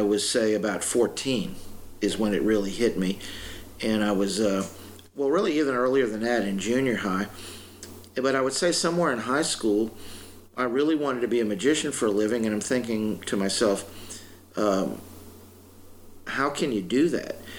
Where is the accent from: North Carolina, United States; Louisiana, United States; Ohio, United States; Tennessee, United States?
Louisiana, United States; I grew up in Louisiana